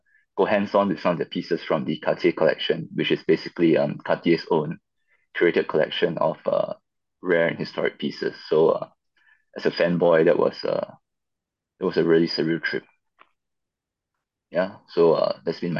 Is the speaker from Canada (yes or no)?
no; Singapore; So I come from Singapore